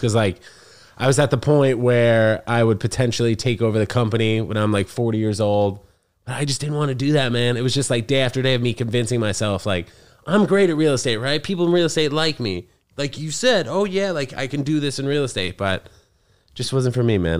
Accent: New York City, New York, United States; also born or lived in New Jersey; I'm from here, dude, New York City. I was, uh, born and raised here.

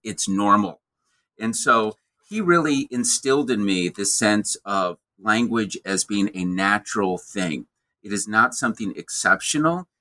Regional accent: American Midwest, United States; growing up in the American Midwest where the winters are cold

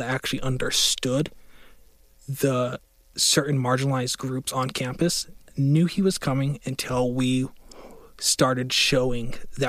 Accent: Utah, United States; I use they, her pronouns. I am a queer person born and raised in Utah, Utah County to be specific, where there's a lot of fear and wrong information about the community.

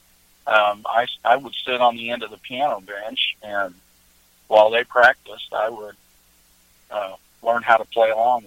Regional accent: Kansas City, Missouri, United States; also born or lived in Iowa; I was born in Iowa, in a little farm town in northeast Iowa. And then we moved to Kansas City, Missouri when I was young

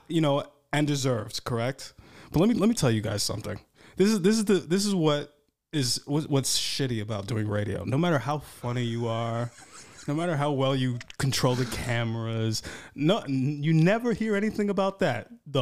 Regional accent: New York, United States; moved away as an adult; now in Los Angeles, United States; I remember the first couple of years I moved here, and I would, you know, because I'm from New York, you know, the real city.

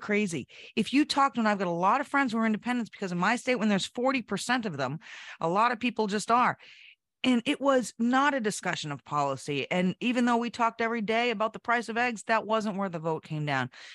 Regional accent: New Hampshire, United States; my home state of New Hampshire

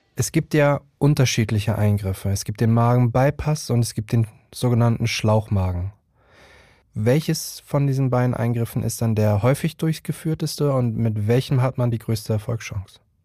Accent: Hamburg, Germany; now in Berlin, Germany; ich bin 35 Jahre alt und gebürtiger Hamburger und lebe mittlerweile in Berlin

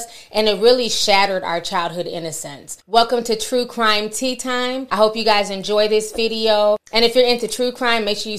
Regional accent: Richfield, Minnesota, United States; I grew up in Richfield, Minnesota as a kid.

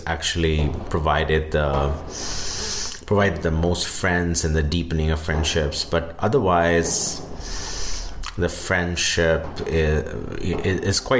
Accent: India; moved away

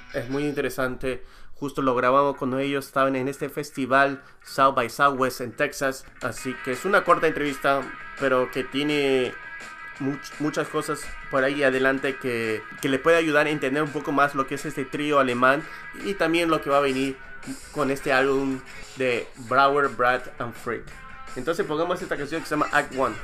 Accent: Peru; moved away; yo crecí en el Perú, me, desarrollé, estudié, primaria, secundaria, universidad

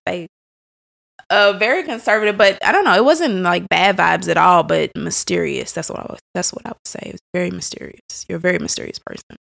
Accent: St. Louis, Missouri, United States; born and raised in Saint Louis

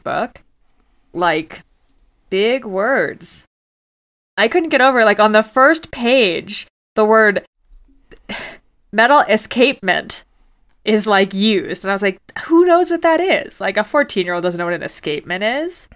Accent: Virginia, United States; I grew up in Virginia and went to Jamestown a bunch

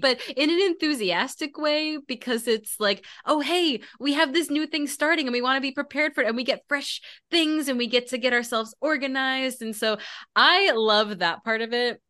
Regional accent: Maryland, United States; I grew up in Maryland

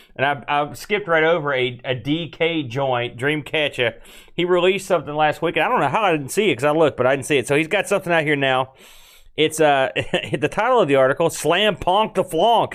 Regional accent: West Virginia, United States; We're from West Virginia

